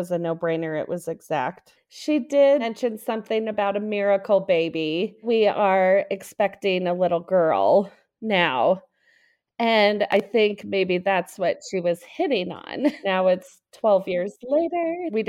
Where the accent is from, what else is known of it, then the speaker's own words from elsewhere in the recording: Aurora, Colorado, United States; from Aurora, Colorado.